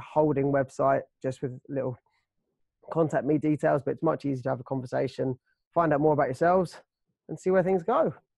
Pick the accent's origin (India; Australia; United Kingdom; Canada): United Kingdom; we are British, but we're Brits